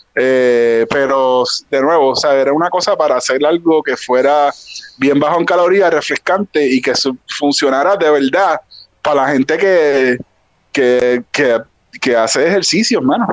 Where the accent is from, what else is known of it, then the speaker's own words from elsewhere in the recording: Ponce, Puerto Rico; yo crecí en Ponce.